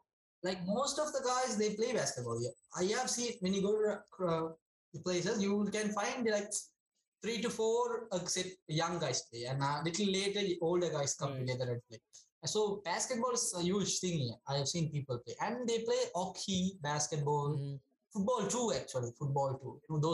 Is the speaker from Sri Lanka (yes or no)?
yes; Sri Lanka; now in Latvia; I'm from Sri Lanka.